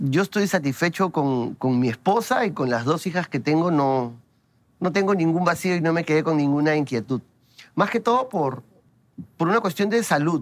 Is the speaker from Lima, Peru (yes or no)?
yes; Lima, Peru; mi barrio es el centro de Lima. Ese es mi barrio. Y siempre voy a estar orgulloso de decirlo. Yo soy del centro de Lima.